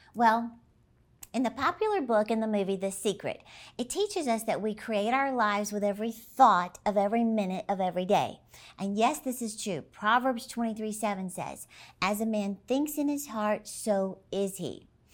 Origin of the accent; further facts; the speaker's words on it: Dallas, Texas, United States; my hometown of Dallas, Texas